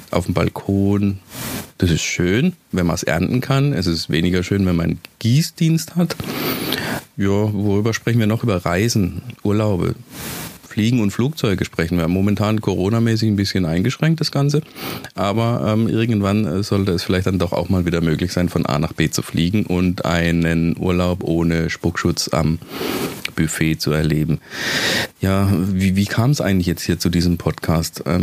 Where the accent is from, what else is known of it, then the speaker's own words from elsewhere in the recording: Baden-Württemberg, Germany; ich bin Badener und seit 15 Jahren wohne ich im Schwäbischen